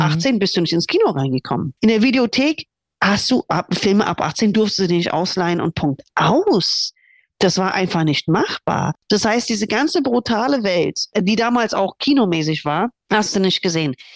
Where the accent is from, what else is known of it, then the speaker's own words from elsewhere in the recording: United States; now in Germany; da, wo ich groß geworden bin, in USA